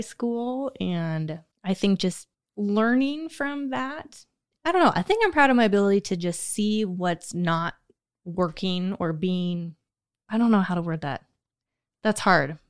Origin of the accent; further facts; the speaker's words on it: United States; I grew up on Pion Prairie